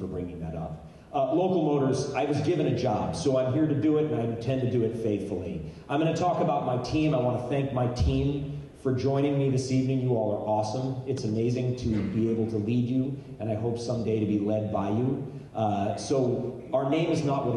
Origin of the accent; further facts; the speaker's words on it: United States; as a patriot and as an American and as a diehard Marine